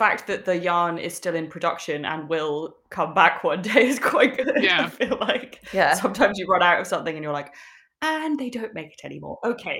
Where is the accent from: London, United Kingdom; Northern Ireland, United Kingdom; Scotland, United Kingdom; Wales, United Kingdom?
Wales, United Kingdom; Swansea; since we were kids growing up in Swansea.